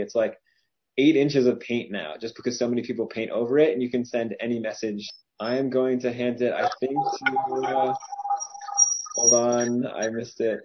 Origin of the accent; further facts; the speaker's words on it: Cherry Hill, New Jersey, United States; I'm from Cherry Hill, New Jersey